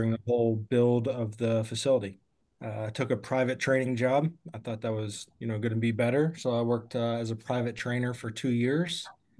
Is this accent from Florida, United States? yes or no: no; Louisville, Kentucky, United States; I'm from Louisville, Kentucky. I grew up about 20 minutes from Churchill, so kind of more on the east side of town there.